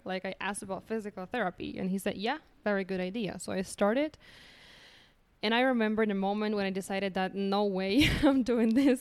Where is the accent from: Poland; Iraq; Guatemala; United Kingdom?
Poland; English is a second language; moved away as an adult; also born or lived in United States / Ireland / India; now in Medellín, Colombia; I came here from Poland